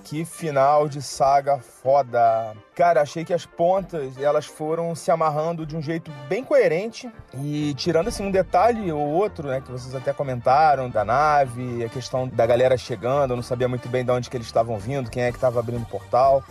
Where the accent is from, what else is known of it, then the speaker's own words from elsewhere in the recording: Rio de Janeiro, Brazil; now in Santos, Brazil; Eu sou do Rio, atualmente estou morando aqui em Santos